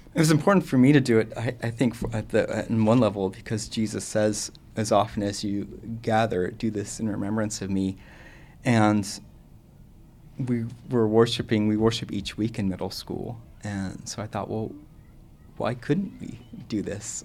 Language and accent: English; Southern California, United States; I grew up in Southern California.